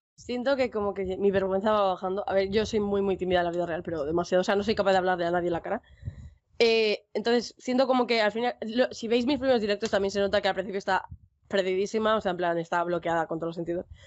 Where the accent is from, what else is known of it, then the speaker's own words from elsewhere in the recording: Basque Country, Spain; País Vasco, estoy al norte de España